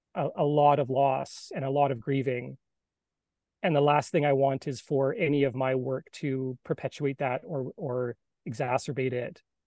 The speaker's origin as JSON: {"language": "English", "town": "Salt Spring Island", "region": "British Columbia", "country": "Canada", "tie": "born or raised there", "said": "I grew up on the West Coast from a little island, Salt Spring Island, off um, in between Vancouver and Victoria"}